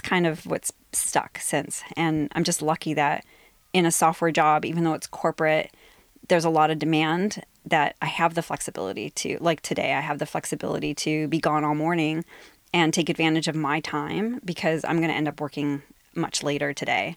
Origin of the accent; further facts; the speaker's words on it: Ohio, United States; moved away as an adult; now in Seattle, United States; in Ohio, my hometown.